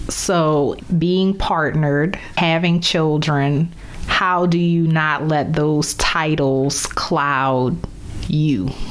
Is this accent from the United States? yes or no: yes; New Orleans, Louisiana, United States; moved away as an adult; also born or lived in Baltimore / Chicago / Dallas; from my hometown of New Orleans to Baltimore, St. Louis, Chicago, Dallas, and now back to New Orleans